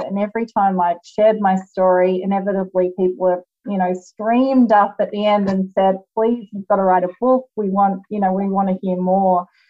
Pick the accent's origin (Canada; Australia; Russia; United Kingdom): Australia; moved away as an adult; now in United States; as you can hear, I am Australian originally, although I do live in the United States now